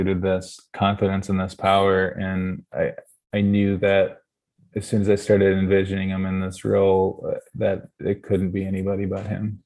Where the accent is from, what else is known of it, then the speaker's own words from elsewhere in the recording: Wisconsin and Minnesota, Midwest, United States; I'm from Wisconsin and Minnesota